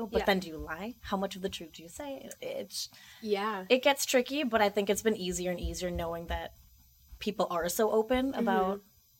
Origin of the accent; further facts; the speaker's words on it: United States; being Indian American.